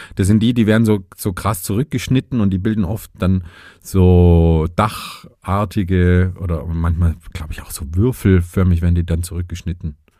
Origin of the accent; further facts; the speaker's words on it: Vogtland, Saxony, Germany; die Pflanze meiner Heimat quasi. Im Vogtland spielt der Vogelbeerbaum eine große Rolle.